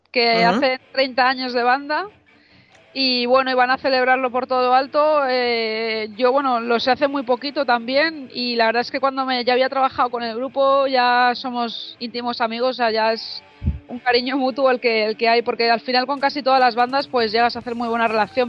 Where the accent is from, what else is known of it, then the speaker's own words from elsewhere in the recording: Madrid, Community of Madrid, Spain; yo que soy de Madrid